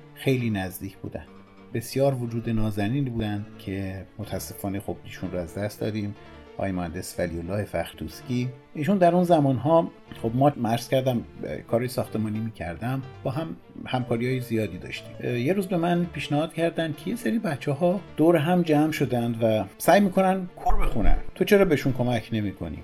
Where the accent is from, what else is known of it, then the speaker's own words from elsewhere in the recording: Tehran, Tehran Province, Iran; سال 1334 مطابق با جولای 1955 میلادی در تهران به دنیا آمدم